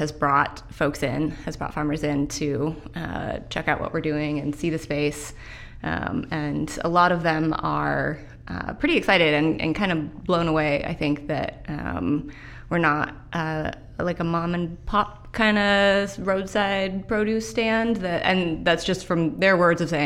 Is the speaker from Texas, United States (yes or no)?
no; Redmond, Washington, United States; also born or lived in Edmonds; now in Everett, United States; I'm from the Northwest. I grew up in Redmond, and I live in South Everett now